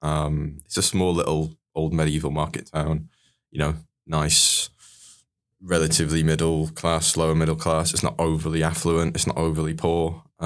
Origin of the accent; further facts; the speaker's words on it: Skipton, Yorkshire and the Humber, United Kingdom; moved away as an adult; now in London, United Kingdom; So I'm from North Yorkshire originally, a lovely little place called Skipton, gateway to the Dales.